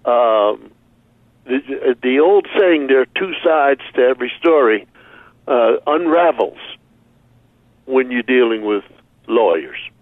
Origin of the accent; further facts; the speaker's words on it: Philadelphia, Pennsylvania, United States; moved away; growing up in Philadelphia